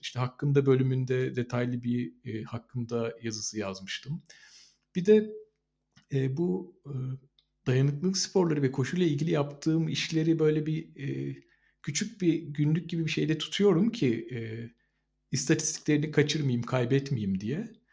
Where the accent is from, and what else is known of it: Mersin, Turkey